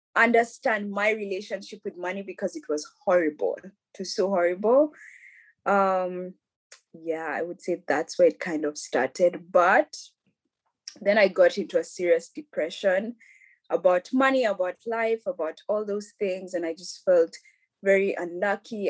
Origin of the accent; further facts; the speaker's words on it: Nairobi, Kenya; now in Europe; I grew up in Nairobi. I'm a Nairobi kid all my life